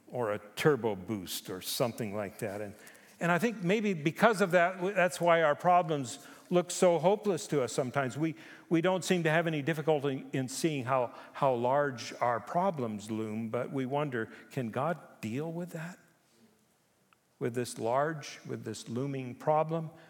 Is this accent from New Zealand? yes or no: no; Japan; now in Canada; I was born in Japan. I grew up there. I lived on Honshu and Okinawa and Hokkaido.